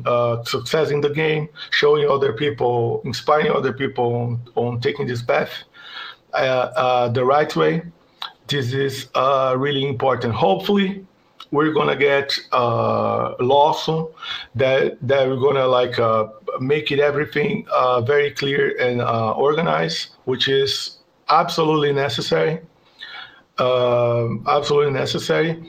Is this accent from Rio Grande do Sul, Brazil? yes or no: no; São Paulo, Brazil; my hometown, São Paulo.